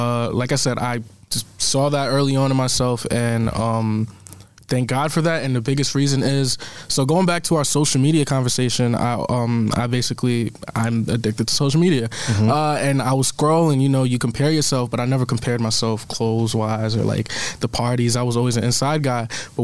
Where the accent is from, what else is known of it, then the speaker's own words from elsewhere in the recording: Long Island, New York, United States; also born or lived in Brooklyn, New York; I was shaped in Long Island, and yes, I spent a majority of my life in Brooklyn